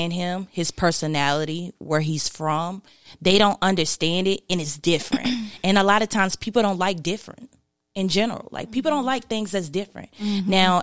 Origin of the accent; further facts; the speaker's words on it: Martinsville, Virginia, United States; also born or lived in Eden, North Carolina; I grew up in Martinsville, Virginia. That's where I grew up most of my life. But Eden, North Carolina is where I'm from, pretty much